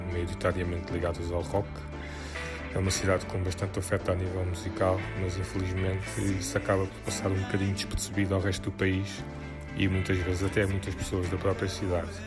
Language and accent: Portuguese; Cape Verde; now in Lisbon, Portugal; ainda mais para mim que pronto, vim de Cabo Verde. A tentar aqui na música em Lisboa né?